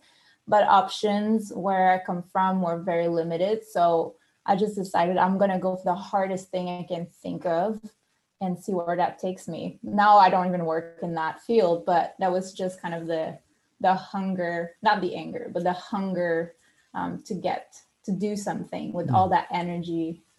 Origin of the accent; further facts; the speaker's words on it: Quebec, Canada; English is a second language; moved away as an adult; also born or lived in Australia; now in United States; I'm from Canada. I'm from Quebec, which is French Canada. And I come from a small town surrounded by cows and chickens. And I'm a pastor's kid. I'm a PK.